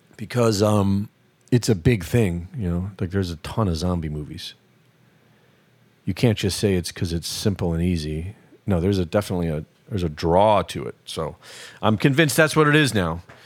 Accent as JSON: {"language": "English", "country": "United States", "tie": "born or raised there", "said": "I grew up here."}